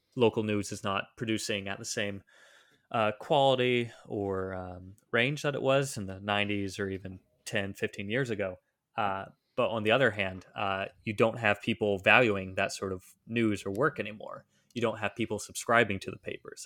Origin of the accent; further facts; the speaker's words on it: Southeast Ohio, United States; moved away as an adult; also born or lived in Czech Republic / Washington, D.C. / North Carolina; now in Philadelphia, United States; I grew up in Southeast Ohio